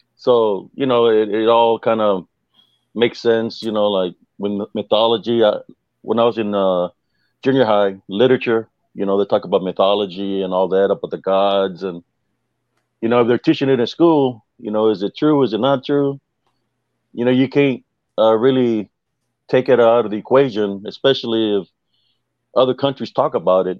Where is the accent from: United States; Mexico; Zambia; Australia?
United States; South Texas; where I grew up in South Texas